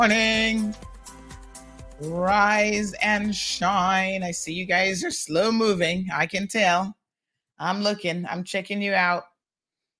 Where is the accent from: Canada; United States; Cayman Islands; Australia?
Cayman Islands; life growing up in the Cayman Islands